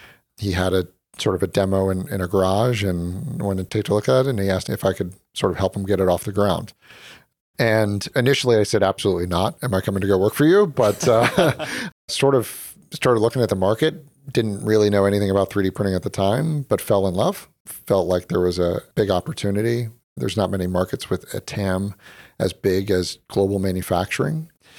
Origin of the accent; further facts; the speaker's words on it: Chapel Hill, North Carolina, United States; moved away as an adult; also born or lived in Philadelphia; now in Silicon Valley, United States; I grew up in Chapel, North Carolina.